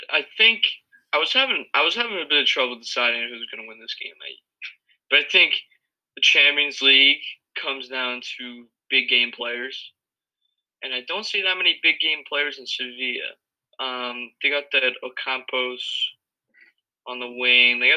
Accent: United States; I'm American

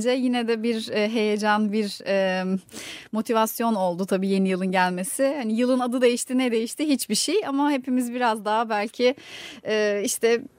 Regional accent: İzmir, Turkey; also born or lived in Kırıkkale; E, Kırıkkale'de doğdum ben. İki yaşına kadar da orada yaşadık ailemle birlikte. Sonra ailem İzmir'e taşınmaya karar vermiş. Yani ben küçüktüm tabii. ee, iki yaşından beri, o iki yaş ile 18 yaş arası İzmir'de geçti.

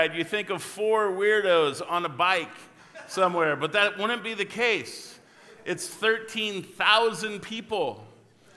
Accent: La Grande, Oregon, United States; moved away; I was from La Grande

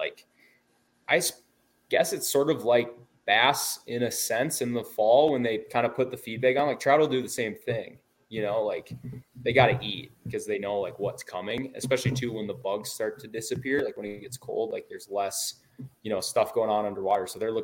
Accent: Minnesota, United States; now in Montana, United States; growing up in Minnesota

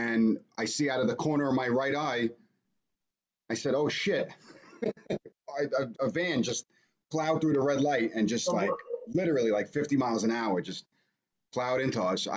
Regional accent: New York City, New York, United States; So I'm from Brooklyn. Born and raised Brooklyn, New York.

